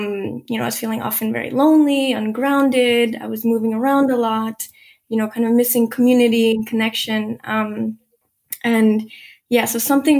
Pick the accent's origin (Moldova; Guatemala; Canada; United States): Guatemala; born there; I was born in Guatemala, and, you know, I was doing a lot of salsa dancing at university